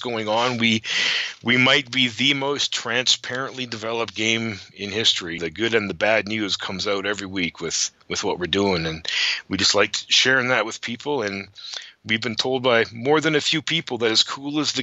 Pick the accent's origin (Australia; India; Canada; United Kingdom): Canada; I'm a Canadian boy at heart